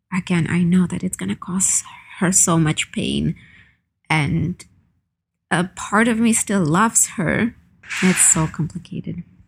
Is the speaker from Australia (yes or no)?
no; Ukraine; moved away as an adult; now in Canada; I was born and raised in Ukraine, and when I uh, moved to Canada about ten years ago